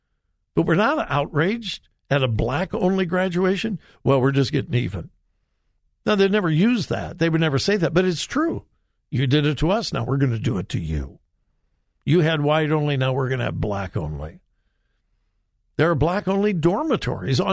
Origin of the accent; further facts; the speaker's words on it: Compton, California, United States; I grew up in Southern California. I graduated from high school in Compton.